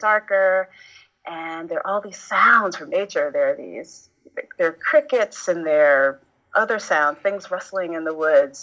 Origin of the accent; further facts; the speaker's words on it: New York City, New York, United States; I was raised in the neighborhood of Bushwick, Brooklyn